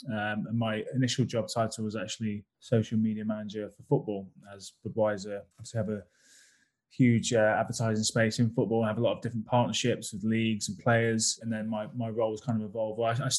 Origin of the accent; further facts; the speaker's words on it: United Kingdom; I'm very British about that.